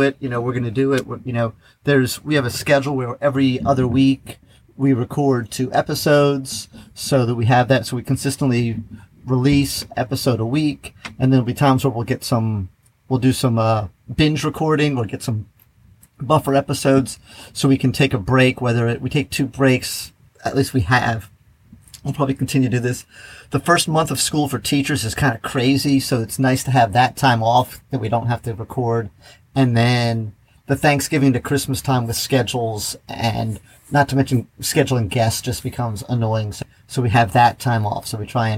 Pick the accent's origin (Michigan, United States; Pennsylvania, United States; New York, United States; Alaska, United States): Pennsylvania, United States; just outside Philadelphia; I grew up just outside Philly